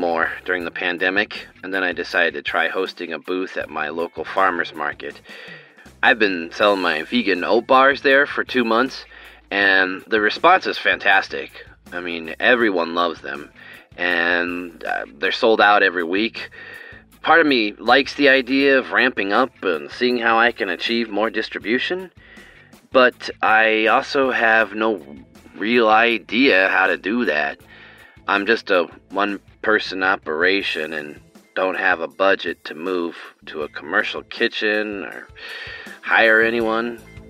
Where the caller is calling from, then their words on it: Iowa City, Iowa, United States; I'm from Iowa City, and I've been listening to the show for a couple of years now.